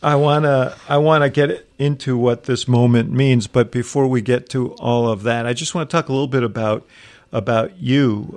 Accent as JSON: {"language": "English", "region": "New York", "country": "United States", "tie": "born or raised there", "moved": "as an adult", "said": "I grew up in New York and, um, in the city"}